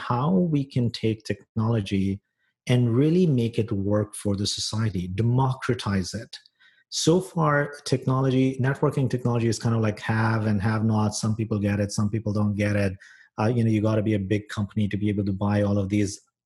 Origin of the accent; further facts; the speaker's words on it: San Francisco, California, United States; moved away as an adult; now in Toronto, Canada; I'm a San Franciscan. That's my hometown.